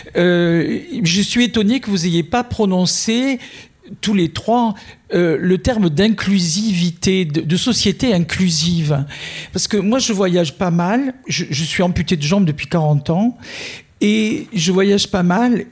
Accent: France; je suis français depuis, euh, depuis 64 ans

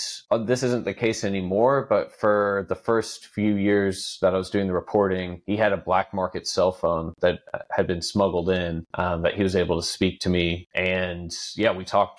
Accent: Texas, United States; as a Texan

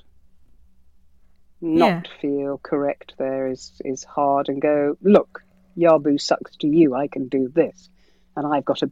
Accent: Birmingham, West Midlands, United Kingdom; I'm a Brummie

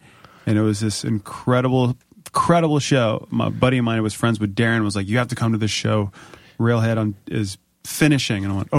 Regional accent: Springfield, Virginia, United States; I'm from Springfield.

